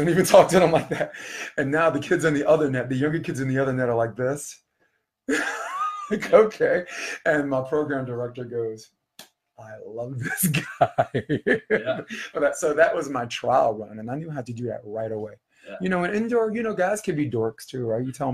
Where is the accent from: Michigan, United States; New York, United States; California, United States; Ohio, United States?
New York, United States; I'm from New York